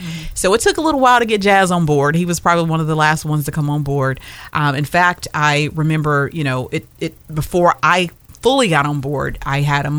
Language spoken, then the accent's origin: English; North Carolina, United States; unlike the rest of us, we came from North Carolina. So we don't have a problem with letting go.